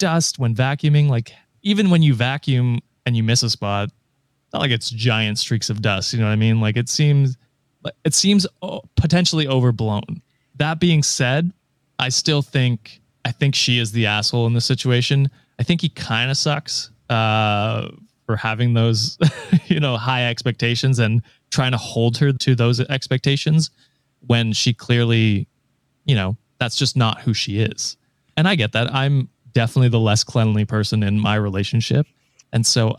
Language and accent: English; Canada